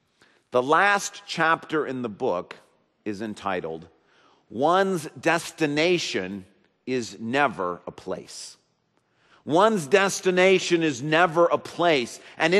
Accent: Grand Rapids, Michigan, United States; moved away as an adult; When I moved back to Grand Rapids

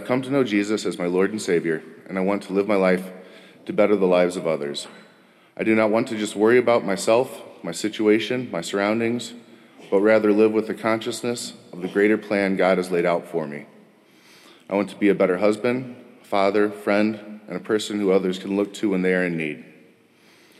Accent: Wisconsin, United States; also born or lived in Texas; I was raised going to church until I was 6 when we moved from Texas to Wisconsin

